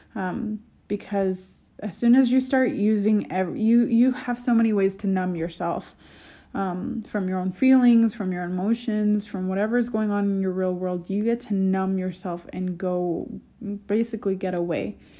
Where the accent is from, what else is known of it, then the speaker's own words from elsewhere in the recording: United States; as an American